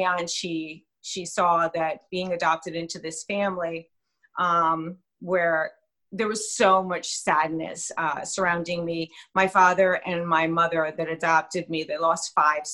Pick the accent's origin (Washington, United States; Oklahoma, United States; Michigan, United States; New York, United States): New York, United States; New York City; now in New Jersey, United States; Brooklyn. I don't know if anyone's heard of that little borough called Brooklyn. But Bensonhurst was where my playground was as a child.